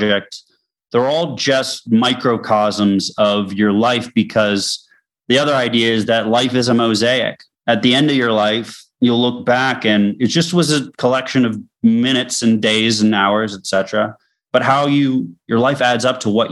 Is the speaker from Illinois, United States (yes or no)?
no; Boston, Massachusetts, United States; I'm from Boston